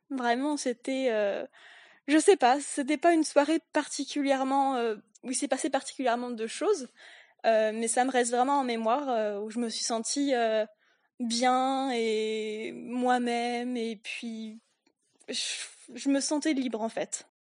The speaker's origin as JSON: {"language": "French", "country": "France", "said": "je suis française, je viens de la campagne"}